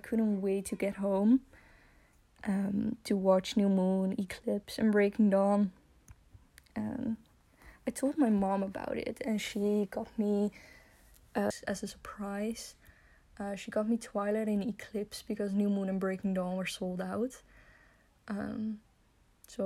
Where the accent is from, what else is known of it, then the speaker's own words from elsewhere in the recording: Netherlands; I'm from Holland, and I'm 21 years old